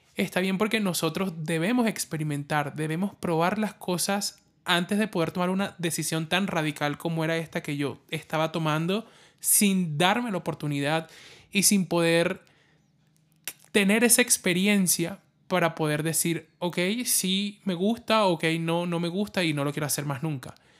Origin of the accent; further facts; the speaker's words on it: La Guajira, Colombia; also born or lived in Barranquilla; yo soy de La Guajira, viví en Barranquilla